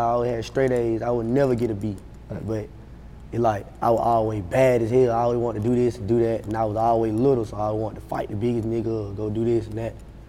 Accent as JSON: {"language": "English", "town": "Atlanta", "region": "Georgia", "country": "United States", "said": "I'm from Stan Road. Addison"}